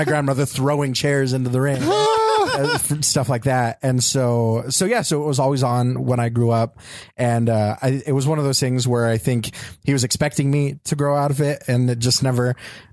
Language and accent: English; Riverside, California, United States; also born or lived in Oklahoma; I grew up in Riverside. I was born in Oklahoma, but I grew up in Riverside